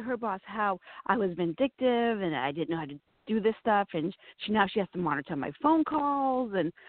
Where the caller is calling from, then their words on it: Boston, Massachusetts, United States; Well, I'm listening from Boston.